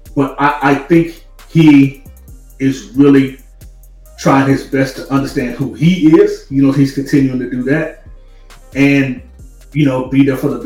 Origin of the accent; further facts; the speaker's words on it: the South, United States; now in Los Angeles, United States; Because for me, you know, living in LA and growing up in the South, the South is different from, of course, the people out here.